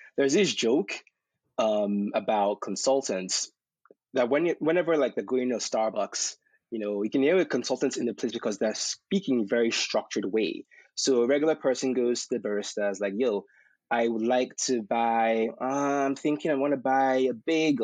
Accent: Nigeria; also born or lived in Texas; now in United States; I was a young kid growing up in Nigeria

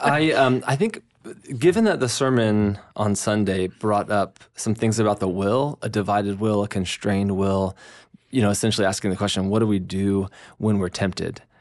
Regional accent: United States; as Americans

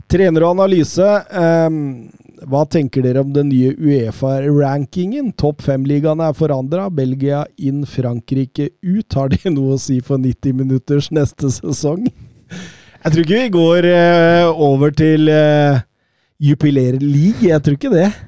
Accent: Rjukan, Vestfold og Telemark, Norway; Eh, og så blir det litt opp i fjellheimen hjemme på Rjukan, tenker jeg.

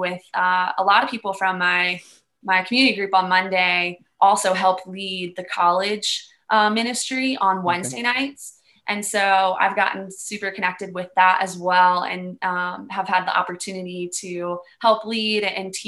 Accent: Maryland, United States; also born or lived in Bowie, Maryland / Calvert County, Maryland; now in Boone, United States; I grew up in Maryland. So I grew up in Bowie, Maryland, and then we moved to Calvert County, which is like Southern Maryland

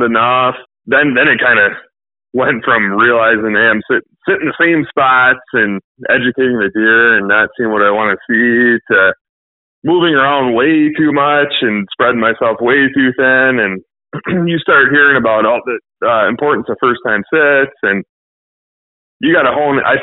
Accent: Southeast Michigan, United States; I'm from Southeast Michigan.

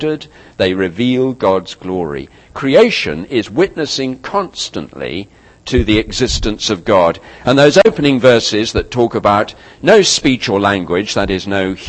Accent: United Kingdom; as a Brit

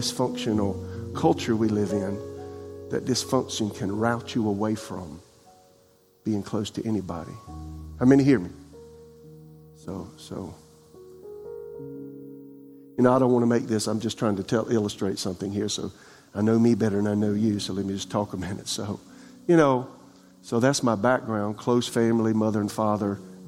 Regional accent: Florence, South Carolina, United States; now in Raleigh, United States; my father build the house I was raised in South Carolina and Florence

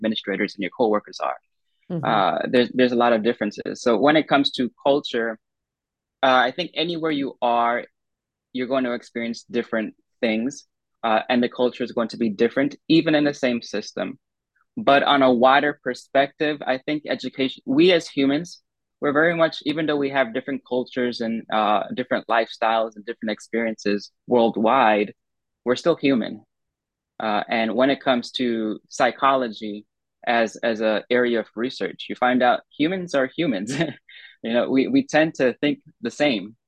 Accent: United States; as an American

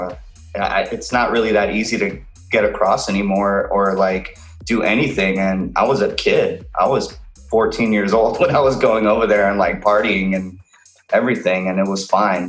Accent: McAllen, Texas, United States; moved away as an adult; now in Los Angeles, United States; I'm originally from McAllen, Texas. It's deep in South Texas in an area known as the Rio Grande Valley. And I lived there for pretty much most of my life

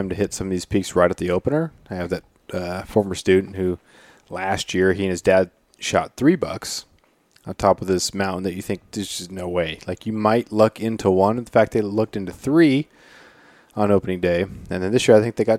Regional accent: Prince of Wales Island, Alaska, United States; I remember growing up on Prince of Wales

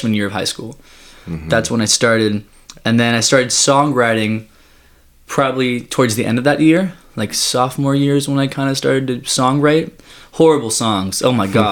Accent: Los Angeles, California, United States; I was born in Woodland Hills, and I was born and raised here

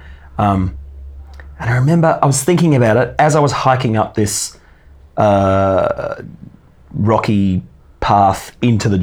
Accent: west coast of Tasmania, Australia; moved away; also born or lived in Hobart, Tasmania; the west coast of Tasmania, which is where I actually grew up, born in Hobart, but moved to the west coast and grew up with my parents there

